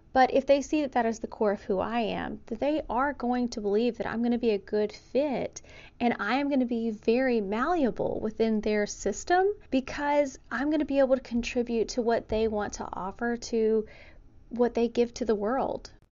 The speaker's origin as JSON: {"language": "English", "region": "the South", "country": "United States", "tie": "born or raised there", "said": "I was raised in the South"}